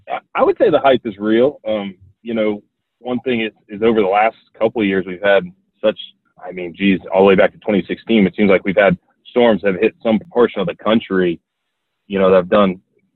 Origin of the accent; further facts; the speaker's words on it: Florida, United States; I was born and raised a Florida boy